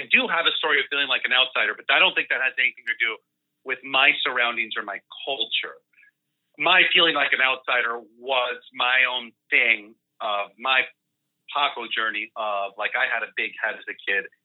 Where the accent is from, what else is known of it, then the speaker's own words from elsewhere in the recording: Puerto Rico; born there; I was born in Puerto Rico. I speak Spanish and English. My mom is Cuban.